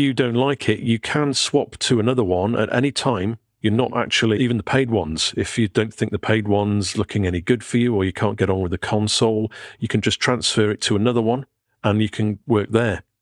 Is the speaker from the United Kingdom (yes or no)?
yes; Pwllheli, Wales, United Kingdom; moved away; I'm going to Betheli, my hometown